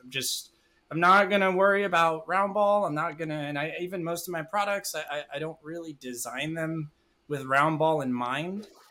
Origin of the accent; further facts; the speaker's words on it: Madera, California, United States; back in my hometown of Madera, California